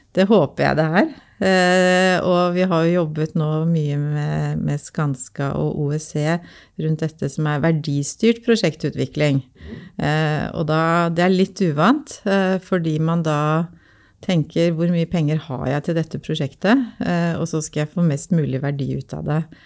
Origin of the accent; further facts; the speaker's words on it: Oslo, Norway; Jeg er jo født og oppvokst på Linderud eh, i Groruddalen